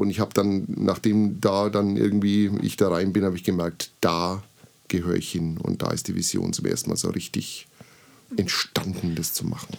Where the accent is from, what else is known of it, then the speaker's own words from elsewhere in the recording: Bamberg, Bavaria, Germany; also born or lived in Burgebrach; now in Treppendorf, Germany; Ich bin gebürtiger Bamberger und bin seit vielen Jahren in schönen Treppendorf